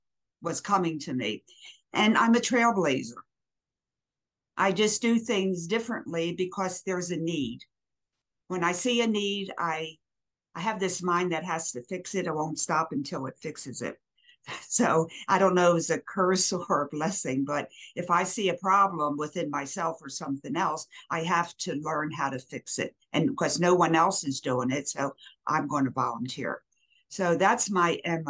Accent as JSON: {"language": "English", "town": "Baltimore", "region": "Maryland", "country": "United States", "tie": "born or raised there", "also_born_or_lived": "Philadelphia, Pennsylvania", "moved": "yes", "lives_now": "Waynesville, United States", "said": "I was born and raised in Baltimore, but I lived most of my life in Philadelphia"}